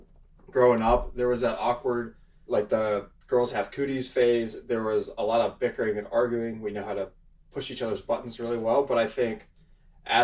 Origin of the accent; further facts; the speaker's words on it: Alpharetta, Georgia, United States; also born or lived in Auburn, Alabama; Born and raised in Alpharetta, Georgia. I have a twin sister. Grew up there my whole life